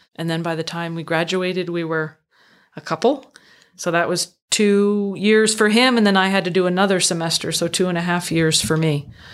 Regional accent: Northfield, Vermont, United States; I grew up in central Vermont, small town

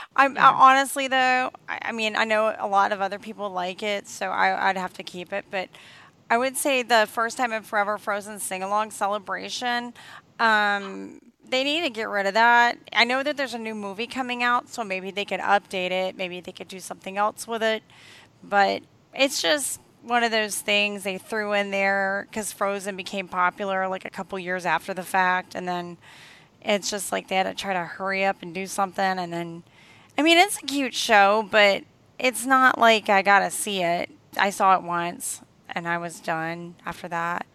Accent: the South, United States; I'm from the South and I'm around a lot of country bears

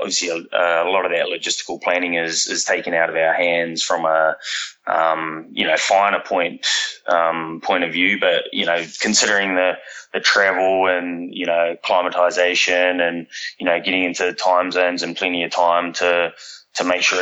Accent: New Zealand; moved away as an adult; now in Sydney, Australia; So I'm from New Zealand originally. I've been in Australia for sort of 14 years now

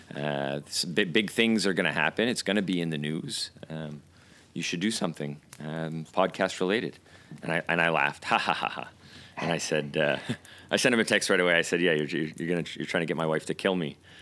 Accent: United Kingdom; now in Montreal, Canada; as you can tell by by our our accents, we're both from the UK.

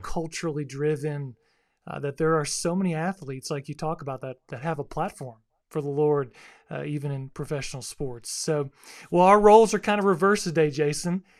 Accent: South Florida, United States; I grew up in South Florida

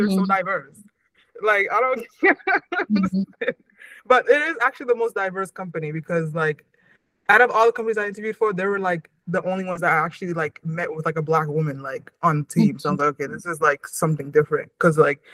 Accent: Waltham, Massachusetts, United States; growing up in Waltham

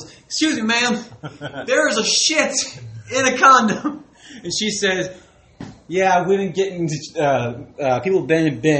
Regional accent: Patton, Missouri, United States; moved away; I'm originally from Patton, Missouri.

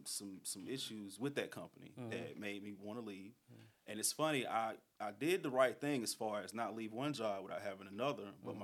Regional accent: Durham, North Carolina, United States; I'm from Durham.

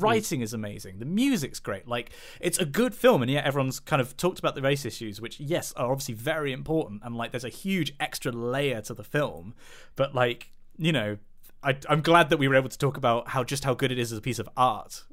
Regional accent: United Kingdom; specifically being white British

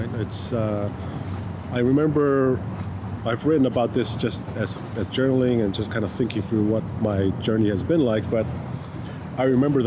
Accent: Tonga; now in United States; I'm Tongan, but I'm also like, I'm Tongan from Tonga. Like, America is home now

